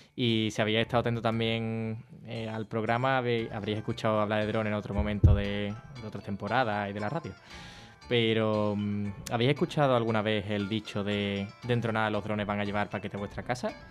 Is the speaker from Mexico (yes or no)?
no; Rota, Andalusia, Spain; also born or lived in Seville; mi pueblo